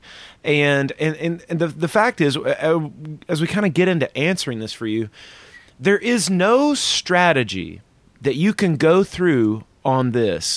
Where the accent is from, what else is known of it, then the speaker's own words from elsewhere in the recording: the South, United States; I'm from the South